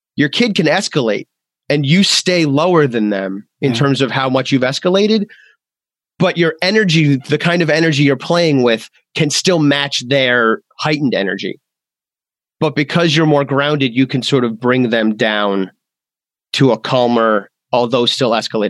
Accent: Massachusetts, United States; I'm from Massachusetts.

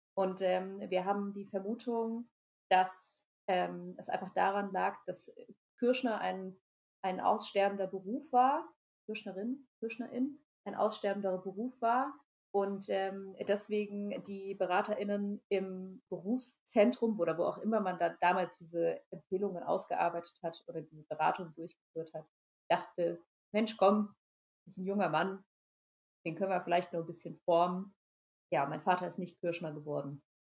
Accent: Rhineland-Palatinate, Germany; Also ich bin in Rheinland-Pfalz zur Schule gegangen

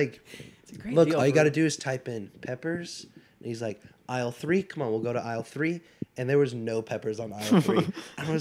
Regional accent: Richmond, Virginia, United States; Southside Richmond

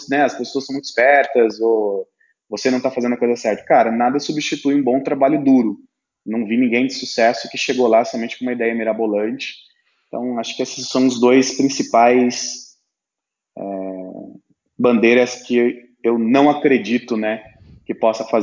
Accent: São Paulo, Brazil; o meu propósito hoje é diferente do propósito que eu tinha quando eu vim do interior de São Paulo.

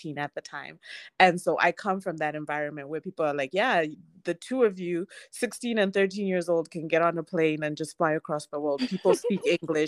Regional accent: Harare, Zimbabwe; I grew up in Harare, I grew up in Zimbabwe

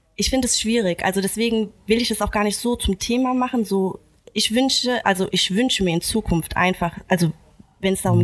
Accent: Germany; ich bin in Deutschland geboren und mhm. aufgewachsen

